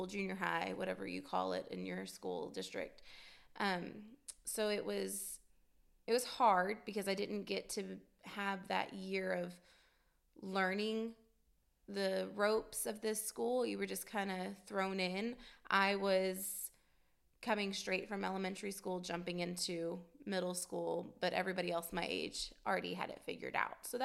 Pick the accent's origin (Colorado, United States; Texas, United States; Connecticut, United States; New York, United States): Texas, United States; Fort Worth; We lived in the Metroplex, Fort Worth, Dallas area, and I don't ever remember a time that we did not go to church